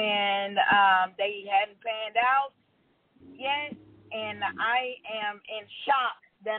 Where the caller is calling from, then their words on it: Georgia, United States; I'm calling from Georgia.